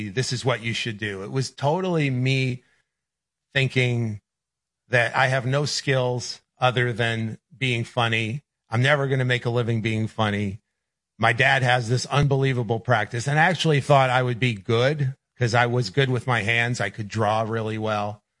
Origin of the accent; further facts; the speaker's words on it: New York, United States; I grew up in New York